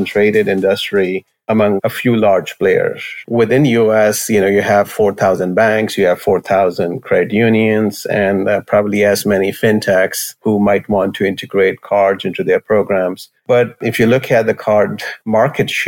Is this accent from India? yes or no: yes; New Delhi, Delhi, India; moved away as an adult; now in United States; I grew up in New Delhi, India, and I did my bachelor's in engineering from Indian Institute of Technology. Came to U.S. in 1989